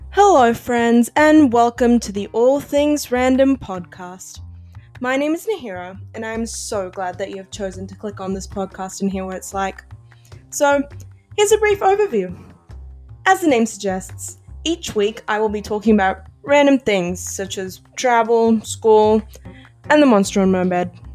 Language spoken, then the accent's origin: English; Australia; I'm just an Aussie high school kid